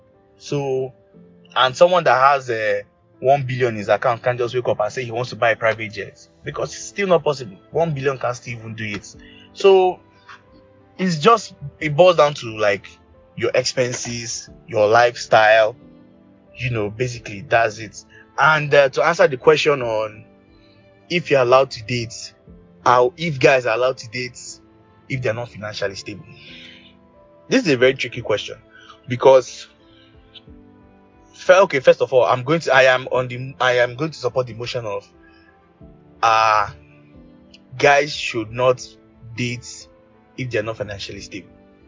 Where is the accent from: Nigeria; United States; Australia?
Nigeria; And also to also answer a question about being financially stable as a Nigerian. So, what I'm going to start with being financially stable as a Nigerian.